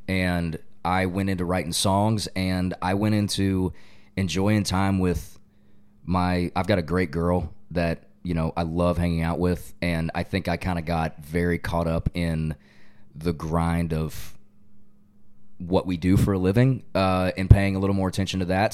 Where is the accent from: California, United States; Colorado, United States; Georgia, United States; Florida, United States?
Georgia, United States; Loganville; moved away as an adult; now in Nashville, United States; I go back to my hometown and I'm like, I know I lived here. I know I'm from here.